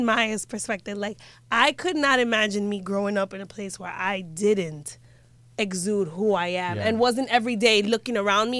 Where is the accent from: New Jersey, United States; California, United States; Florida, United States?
Florida, United States; Miami; Like in Miami, Carroll City to be specific.